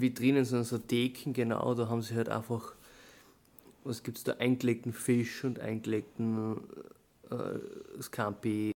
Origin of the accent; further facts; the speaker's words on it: Southern Styria, Austria; bei uns in der Südsteiermark